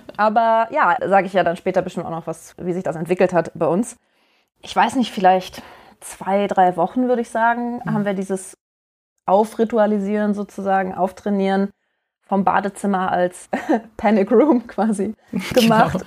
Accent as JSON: {"language": "German", "town": "Duisburg", "region": "North Rhine-Westphalia", "country": "Germany", "moved": "yes", "said": "ich bin auch aus Duisburg und bin jetzt wieder zu Hause sozusagen"}